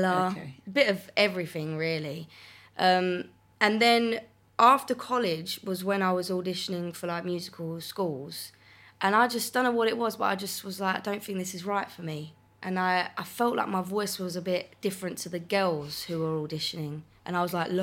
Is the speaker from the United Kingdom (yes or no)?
yes; Essex, East of England, United Kingdom; Grew up in Essex